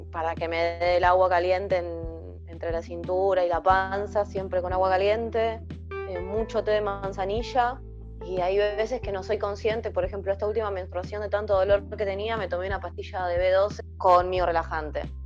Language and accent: Spanish; Argentina; soy de Argentina, en este momento vivo en, el Gran Buenos Aires, en Avellaneda.